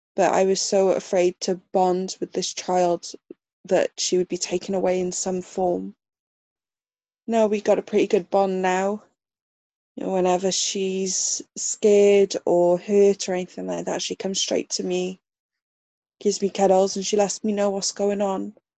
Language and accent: English; South Wales, United Kingdom; I live in South Wales in the UK. And I that's where I grew up. I've been born and bred in my little town.